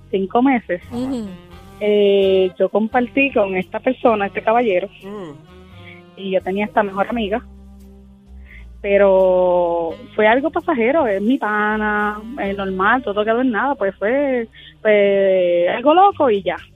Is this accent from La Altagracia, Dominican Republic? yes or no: yes; Macao, La Altagracia, Dominican Republic; De Macao.